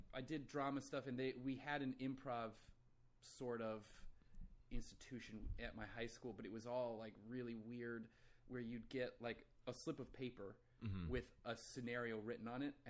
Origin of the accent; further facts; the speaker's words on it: Iowa, United States; moved away as an adult; now in Los Angeles, United States; I'm from Iowa originally.